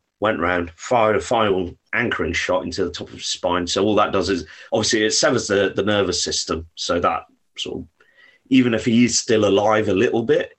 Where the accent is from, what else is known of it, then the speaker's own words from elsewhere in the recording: India; A, because I'm Indian, and B, I work like a torpedo.